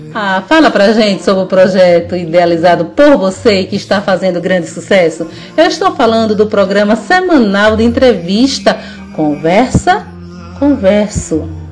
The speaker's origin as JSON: {"language": "Portuguese", "region": "Northeast Region", "country": "Brazil", "said": "eu sou nordestina retada"}